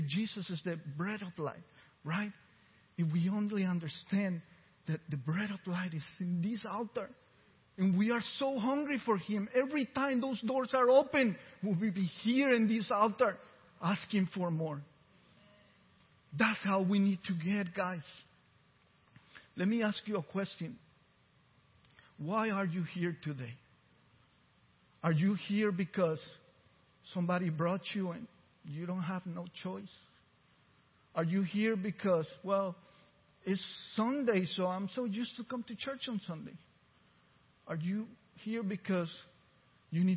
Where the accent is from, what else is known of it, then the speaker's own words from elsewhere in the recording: Costa Rica; first language Spanish; English is a second language; now in Texas, United States; I was born in Central America, Costa Rica, and I seen hunger for real